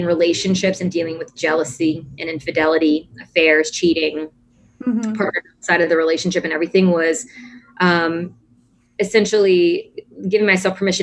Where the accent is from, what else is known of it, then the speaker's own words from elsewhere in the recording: New Orleans, Louisiana, United States; accent: New Orleans; My New Orleans accent